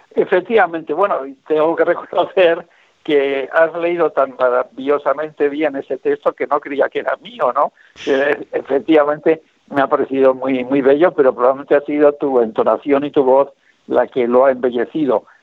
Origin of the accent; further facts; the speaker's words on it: Bilbao, Basque Country, Spain; mi ciudad natal que es Bilbao